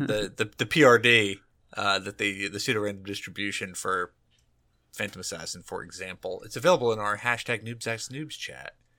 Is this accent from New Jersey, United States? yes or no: yes; New Jersey, United States; I'm from New Jersey